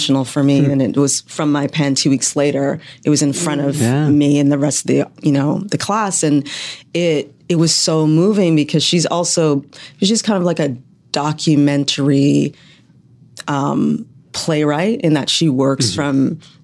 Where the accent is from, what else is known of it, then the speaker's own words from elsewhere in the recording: Canada; moved away as an adult; I'm Canadian